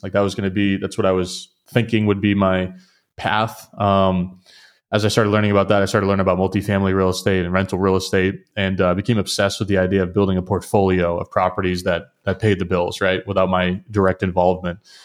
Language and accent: English; southern New Hampshire, United States; I'm from New Hampshire originally, grew up in southern New Hampshire